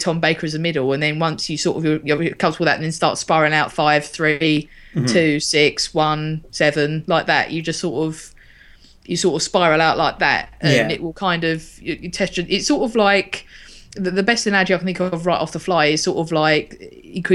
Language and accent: English; United Kingdom; British people and our mentality